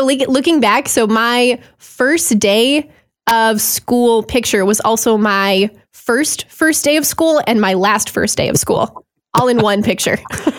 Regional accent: Duluth, Minnesota, United States; I was born in Duluth, Minnesota. So basically after being born here and then with my dad's job changes and stuff, moved around, but found my way back here.

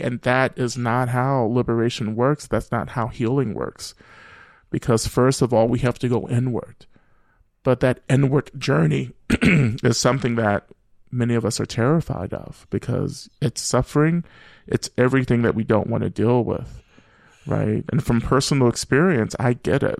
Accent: Rome, Georgia, United States; moved away as an adult; also born or lived in Boston; I grew up, you know, black, uh, and queer, um, in the deep South and, and North Georgia

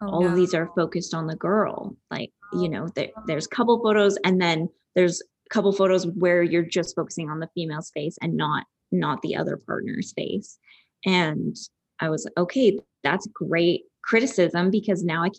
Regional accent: Calgary, Alberta, Canada; moved away as an adult; I'm from Calgary.

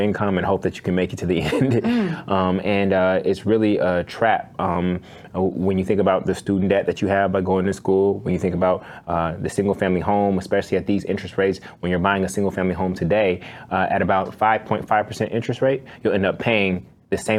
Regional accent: Oakland, California, United States; I grew up in Oakland, California

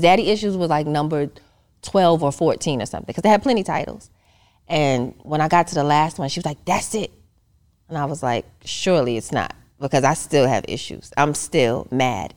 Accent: New York City, New York, United States; moved away as an adult; I'm originally from Queens, New York

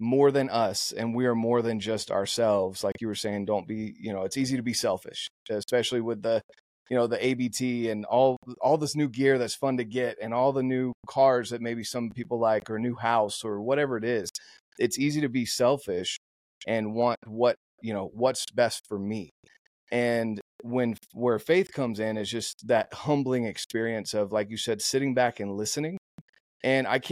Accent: North Carolina, United States; Growing up in North Carolina in the Bible Belt and being one of two Mormons in my high school of 2,000 plus kids

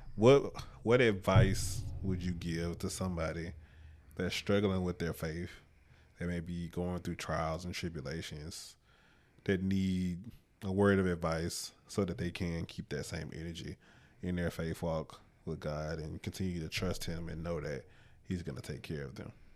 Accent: Mobile, Alabama, United States; moved away as an adult; also born or lived in Troy, Alabama; now in Pennsylvania, United States; I moved back home

